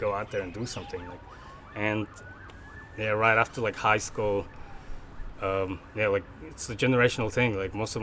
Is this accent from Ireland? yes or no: no; Mongolia; moved away as an adult; now in Australia; born and raised in Mongolia